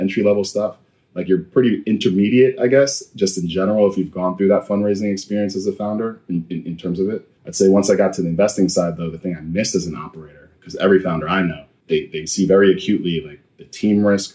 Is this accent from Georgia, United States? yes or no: no; Mount Vernon, New York, United States; I was born in New York City, raised in Mount Vernon, New York, in Westchester